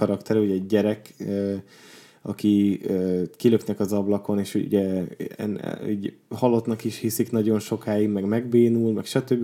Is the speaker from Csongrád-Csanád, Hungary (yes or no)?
no; Borsod-Abaúj-Zemplén, Hungary; én Borsodból származom